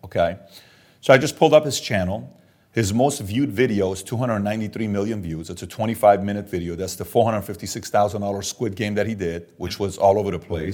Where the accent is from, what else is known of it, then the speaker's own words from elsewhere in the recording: Iran; moved away; I'm Armenian and I'm Assyrian, born and raised in Iran